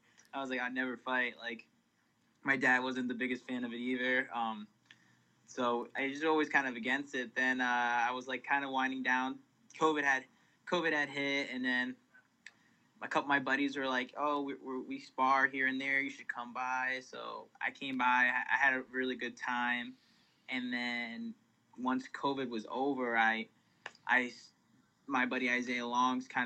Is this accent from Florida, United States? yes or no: no; Willimantic, Connecticut, United States; I'm from Willimantic, Connecticut